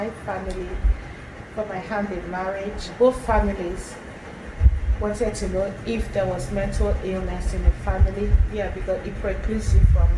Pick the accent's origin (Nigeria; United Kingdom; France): Nigeria; the first place we settled in Eastern Nigeria, maybe that was in 13 something. Then gradually we started migrating from that place and to own hometown, our village.